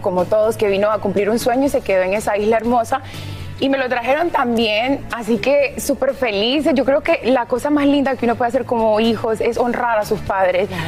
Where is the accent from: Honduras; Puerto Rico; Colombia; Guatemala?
Honduras; mi Honduras